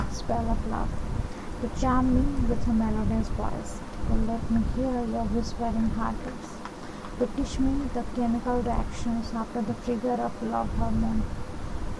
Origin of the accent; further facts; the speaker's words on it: Bhubaneswar, Odisha, India; moved away as an adult; now in Kolkata, India; I am from Bhumeshwar, Odisha.